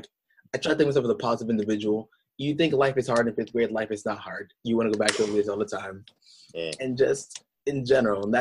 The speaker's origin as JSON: {"language": "English", "region": "New Hampshire", "country": "United States", "tie": "born or raised there", "said": "I'm from New Hampshire. So from the 603, that state in the top northeast, right next to Maine, next to Vermont, next to Massachusetts. So, you know, growing up for me, I did not know that I was a black kid"}